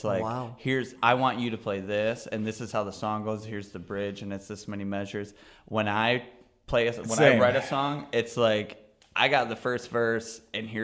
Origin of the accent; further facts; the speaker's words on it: Erie, Michigan, United States; I'm from Erie, Michigan